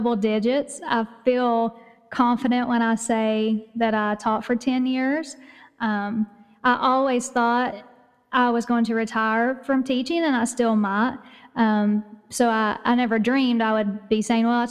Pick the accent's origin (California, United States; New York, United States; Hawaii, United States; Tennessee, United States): Tennessee, United States; East; accent: East Tennessee; you can probably tell by my accent that I live in Tennessee, in East Tennessee, in the mountains